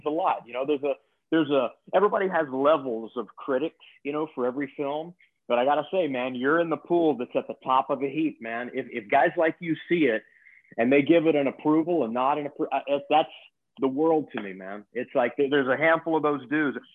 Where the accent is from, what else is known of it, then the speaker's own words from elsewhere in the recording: Texas, United States; moved away as an adult; also born or lived in Lake Charles, Louisiana / Los Angeles; I actually grew up in Texas. I was born in Lake Charles, Louisiana. So I'm a Southern boy, man. I grew up in Texas